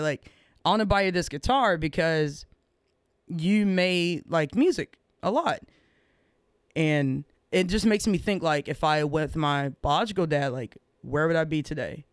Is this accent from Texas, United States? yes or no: yes; Rosebud, Texas, United States; I grew up in Rosebud, Texas